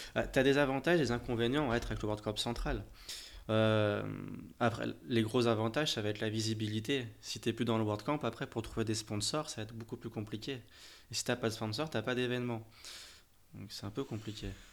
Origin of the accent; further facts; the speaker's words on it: France; chez nous en France